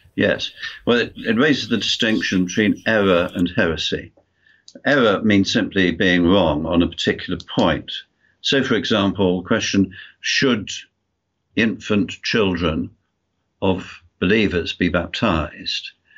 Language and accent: English; United Kingdom; moved away as an adult; also born or lived in United States; now in Wales, United Kingdom; lived in the USA for 28 years, which I'm sure you can tell by my accent. I'm, although I'm from the UK